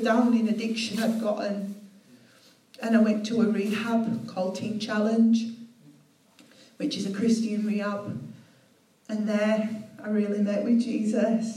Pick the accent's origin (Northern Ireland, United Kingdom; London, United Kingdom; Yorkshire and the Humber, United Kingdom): Yorkshire and the Humber, United Kingdom; Leeds; I'm from Leeds